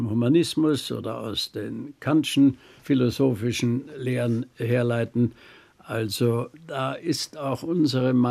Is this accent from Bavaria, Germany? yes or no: yes; Bavaria, Germany; als Bayer sage ich vom